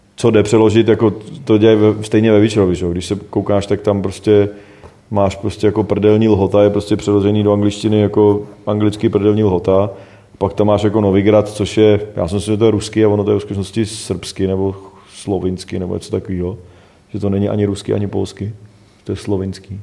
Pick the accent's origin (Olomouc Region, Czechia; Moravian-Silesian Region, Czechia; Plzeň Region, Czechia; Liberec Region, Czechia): Liberec Region, Czechia; Rychnov u Jablonce nad Nisou; Já jsem z Reichena že jo, prostě, který se jmenuje Richnov, jako hmm. prostě vedle Liberk, tam je moje babička